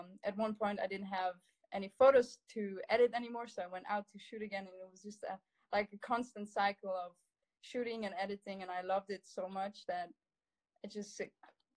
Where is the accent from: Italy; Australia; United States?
Italy; growing up in the Dolomites